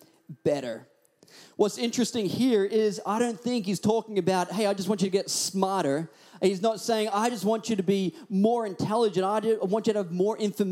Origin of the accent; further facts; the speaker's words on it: Australia; accent: Australian; also born or lived in Hawaii; I'd always put on my thickest Australian accent